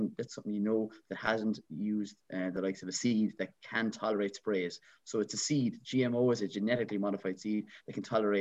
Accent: Ireland; I'm an Irish traditional man

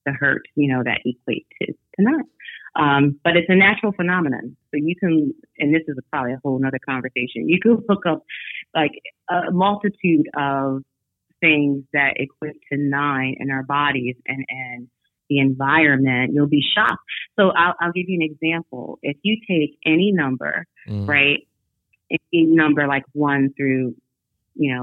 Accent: New York, United States; I was born in New York.

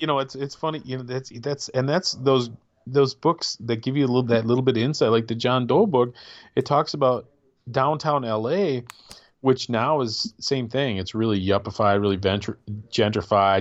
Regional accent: Michigan, United States; me being a Michigan guy

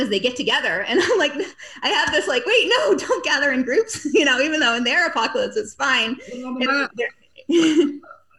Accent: Massachusetts, United States; now in Texas, United States; I'm from Massachusetts.

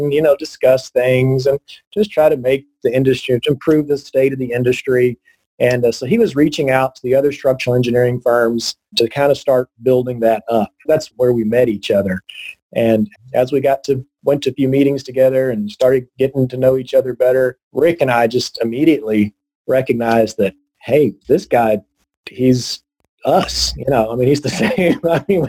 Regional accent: Texas, United States; also born or lived in Northern Virginia; as an Aggie and as a Texan.

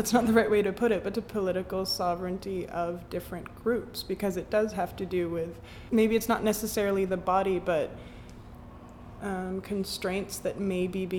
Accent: Quebec, Canada; I guess we're both born and raised in Quebec.

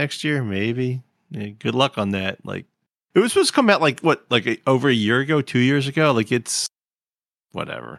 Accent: Philadelphia, Pennsylvania, United States; I come from Philly

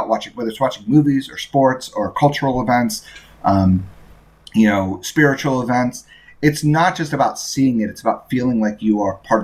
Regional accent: Indiana, United States; I grew up in Indiana

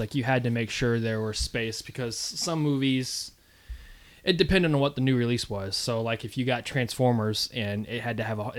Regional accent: Florida, United States; moved away; this is when I lived in Florida. I grew up in Florida.

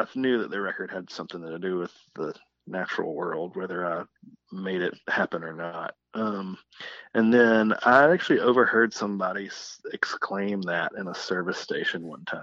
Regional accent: Columbus, Georgia, United States; where I'm from Columbus / Phoenix City

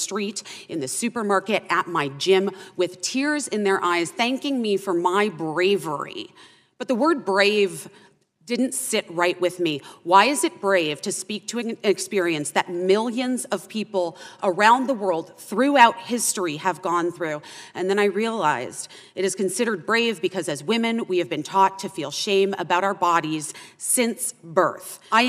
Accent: Arizona, United States

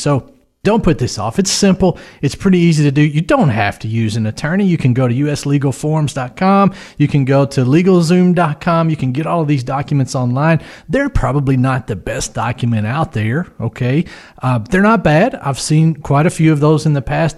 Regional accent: West Tennessee, United States; we're from West Tennessee

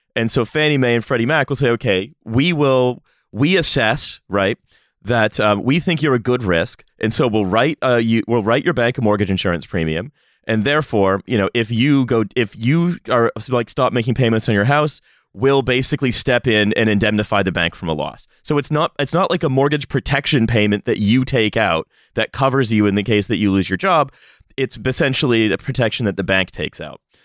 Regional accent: Canada; as a Canadian

